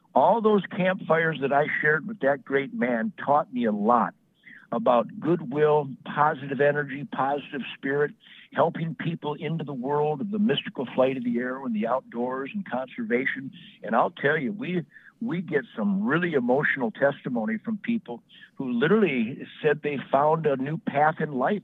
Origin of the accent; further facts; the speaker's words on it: Detroit, Michigan, United States; I was born in Detroit in 1948